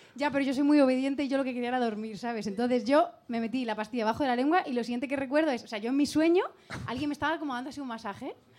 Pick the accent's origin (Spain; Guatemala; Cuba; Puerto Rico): Spain; como buena española